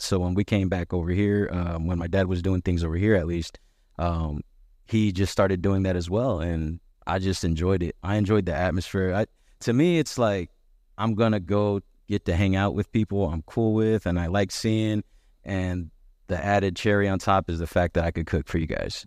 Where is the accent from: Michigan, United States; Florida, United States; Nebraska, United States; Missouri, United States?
Nebraska, United States; Omaha; I'm from South Omaha.